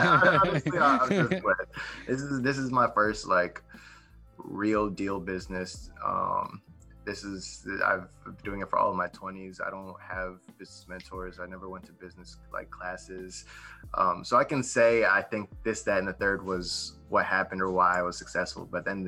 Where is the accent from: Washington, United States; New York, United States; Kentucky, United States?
New York, United States; born there; also born or lived in Ohio / Florida; now in Texas, United States; So I was born in New York, and then from there I moved to Ohio, and then from Ohio I moved to Texas